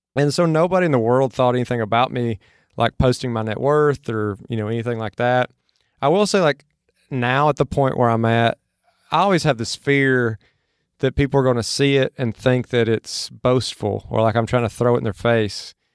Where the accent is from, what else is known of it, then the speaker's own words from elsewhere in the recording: Mississippi, United States; now in Austin, United States; where I grew up in Mississippi from where I'm at now in Austin.